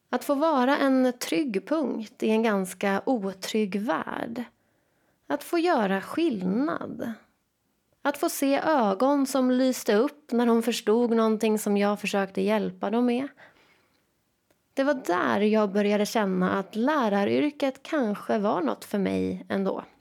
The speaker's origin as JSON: {"language": "Swedish", "town": "Jönköping", "region": "Jönköping County", "country": "Sweden", "tie": "born or raised there", "said": "Jag är född och uppvuxen i Jönköping."}